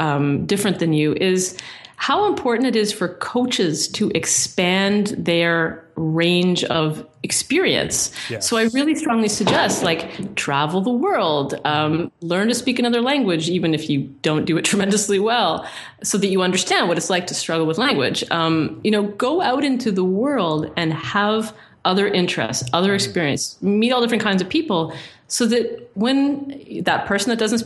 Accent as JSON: {"language": "English", "town": "Toronto", "region": "Ontario", "country": "Canada", "said": "I come from Toronto where it's very mixy"}